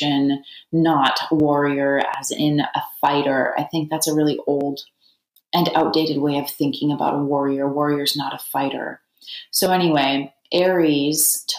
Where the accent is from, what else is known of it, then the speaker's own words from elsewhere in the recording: Canada; now in United States; I'm from Canada